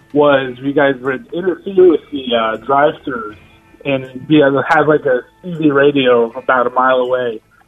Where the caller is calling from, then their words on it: Central United States, United States; I'm calling from Central United States of America.